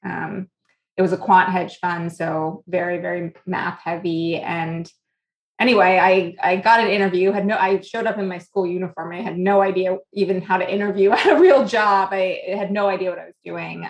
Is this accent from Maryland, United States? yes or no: no; New York, United States; moved away; also born or lived in South Florida / Boston; I was born here. I'm a New Yorker.